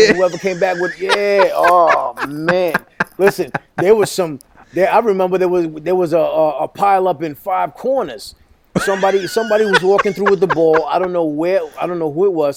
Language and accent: English; Brentwood, New York, United States; first language Spanish; growing up in Brentwood was such an amazing experience